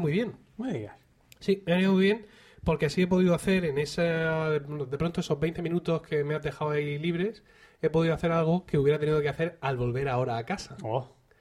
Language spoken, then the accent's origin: Spanish; Region of Murcia, Spain